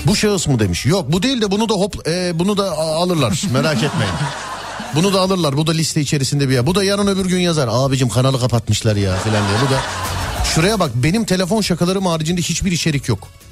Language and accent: Turkish; Istanbul, Turkey; Ben o mahalleliyim, doğma büyüme.